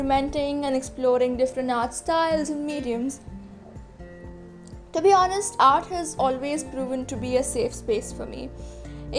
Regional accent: Mumbai, Maharashtra, India; I am an artist from Mumbai

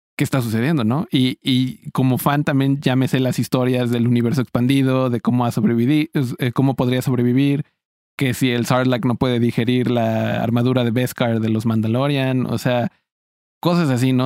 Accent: Mexico; siendo un mexicano

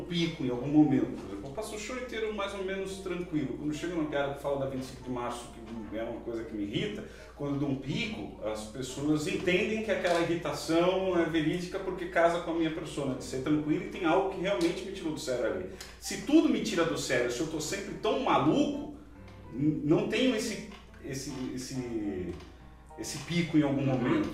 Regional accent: Ceará, Brazil; eu, como cearense

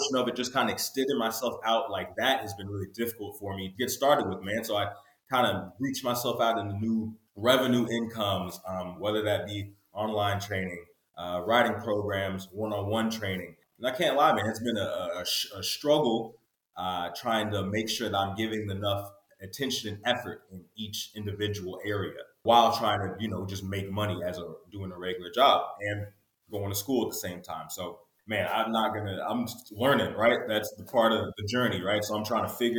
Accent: Houston, Texas, United States; moved away; also born or lived in North Carolina; I'm originally from Houston, Texas.

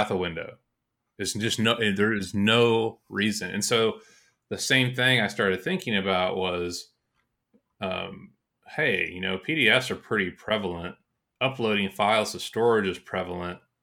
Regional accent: Georgia, United States; moved away; I'm from Georgia

